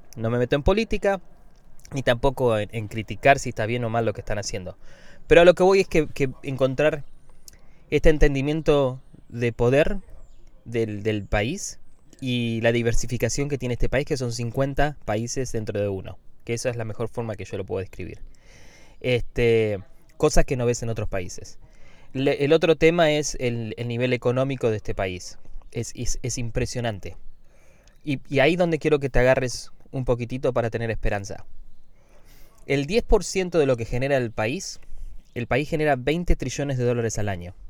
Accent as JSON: {"language": "Spanish", "country": "Argentina", "moved": "yes", "lives_now": "United States", "said": "Yo soy argentino y veo las noticias de Argentina"}